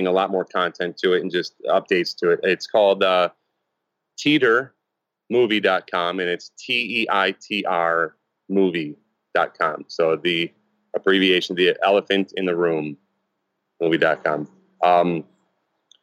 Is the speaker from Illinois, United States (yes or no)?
yes; Chicago, Illinois, United States; I'm a normal guy from Chicago. I'm from the Midwest.